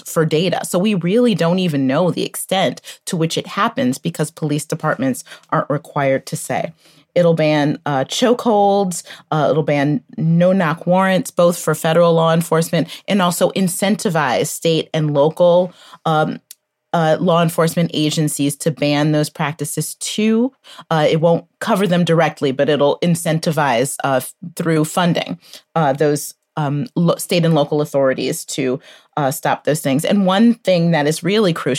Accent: Detroit, Michigan, United States; I too am a Michigan native

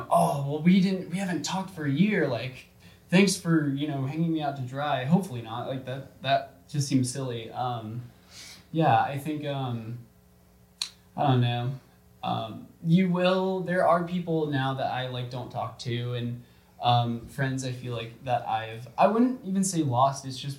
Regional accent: Georgia, United States; moved away; the people, from Georgia, from my hometown

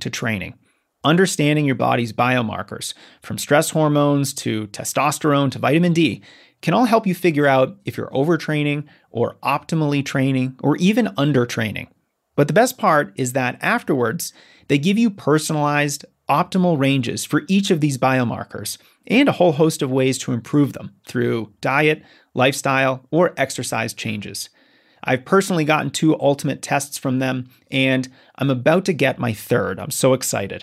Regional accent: Colorado, United States; I'm from Colorado

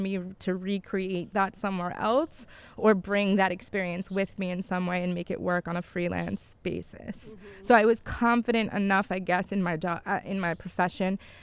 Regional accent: New York, United States; moved away as an adult; also born or lived in Bolzano, Italy; now in Italy; I'm from New York originally

